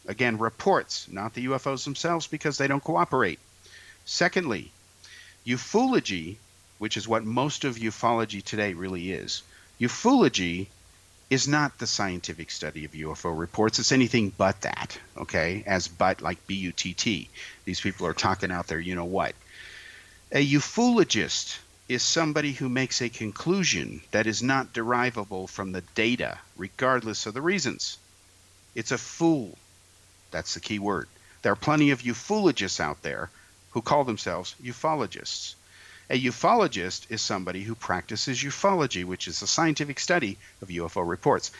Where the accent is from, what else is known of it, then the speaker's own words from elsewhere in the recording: Bay Area, California, United States; I grew up in the Bay Area